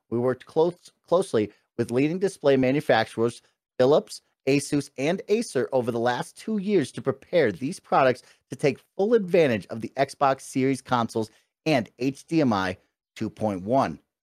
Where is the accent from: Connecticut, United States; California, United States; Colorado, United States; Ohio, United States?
Colorado, United States; I'm from Colorado